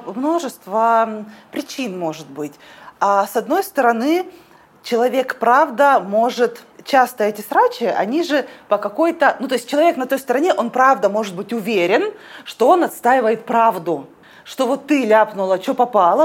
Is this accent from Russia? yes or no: yes; Omsk, Omsk Oblast, Russia; Я из Омска